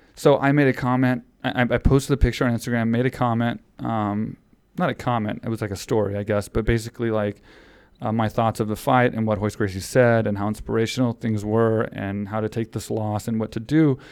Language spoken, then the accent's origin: English; Houston, Texas, United States; that was in my hometown